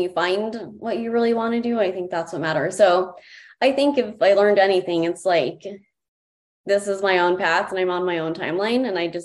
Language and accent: English; Greeley, Colorado, United States; living and growing up in Greeley